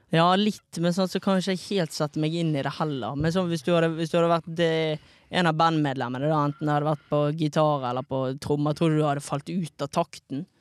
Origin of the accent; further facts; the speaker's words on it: Bergen, Vestland, Norway; fra Fana.